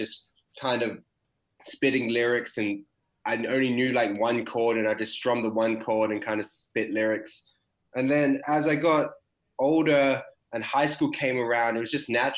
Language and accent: English; Perth, Western Australia, Australia; I'm Perth born and raised